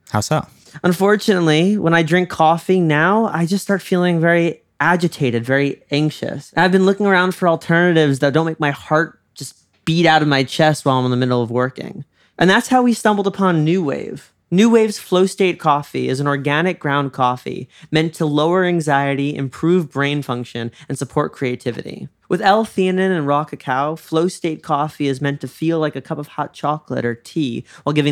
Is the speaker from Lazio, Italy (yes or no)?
yes; Rome, Lazio, Italy; You know, as a as a Roman, same as a New Yorker, absolutely. It's our birthright.